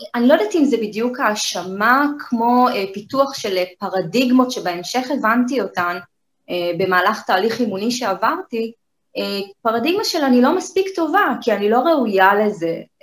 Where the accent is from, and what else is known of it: Kiryat Ono, Tel Aviv District, Israel; born or raised there